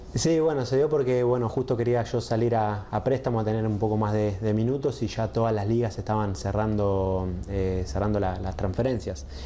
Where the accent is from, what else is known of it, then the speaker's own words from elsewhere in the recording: Argentina; moved away as an adult; also born or lived in Sweden; argentino, yo soy joven